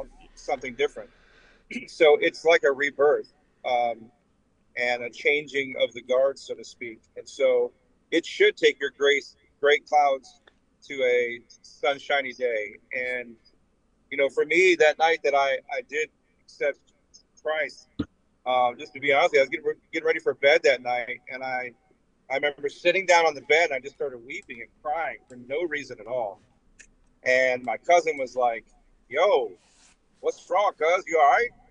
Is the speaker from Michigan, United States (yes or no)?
yes; Detroit, Michigan, United States; moved away; also born or lived in Huntington, West Virginia; I was raised in Detroit